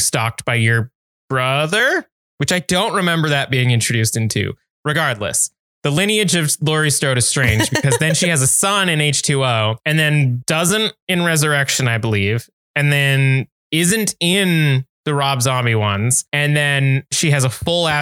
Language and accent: English; Canada; we're Canadian